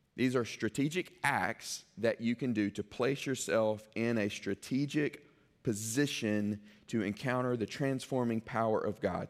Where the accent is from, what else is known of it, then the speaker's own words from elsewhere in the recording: Mississippi, United States; I grew up in Uport, Mississippi